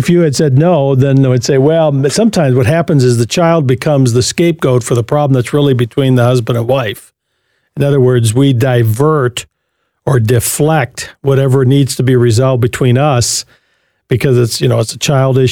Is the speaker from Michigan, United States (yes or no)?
yes; Jackson, Michigan, United States; Jackson. All right. My hometown.